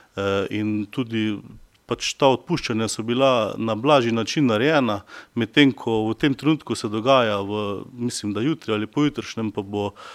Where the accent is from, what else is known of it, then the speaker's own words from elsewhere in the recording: Slovenia; Jaz sam prihajam iz Slovenjaca